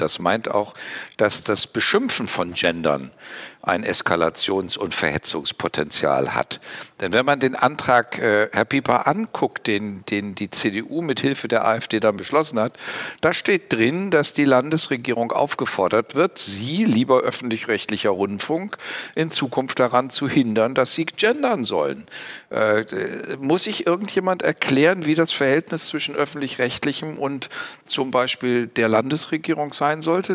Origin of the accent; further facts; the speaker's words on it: West Germany, Germany; moved away as an adult; now in Thuringia, Germany; Ich bin eben Westdeutscher und westdeutsch sozialisiert